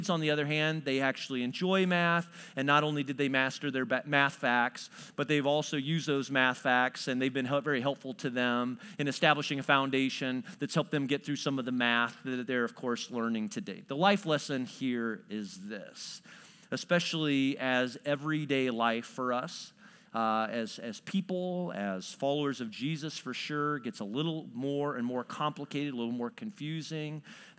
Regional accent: New Berlin, Illinois, United States; I was telling you a little bit about the fact that I grew up near New Berlin, Illinois.

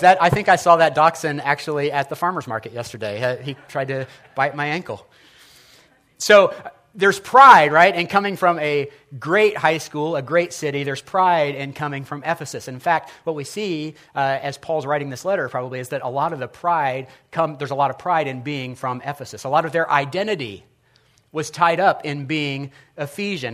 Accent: Indianapolis, Indiana, United States; I'm from Ben Davis High School. We had the Giants

